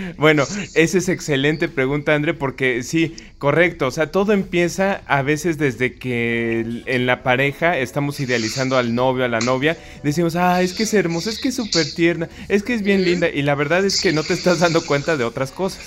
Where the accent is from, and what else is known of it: Mexico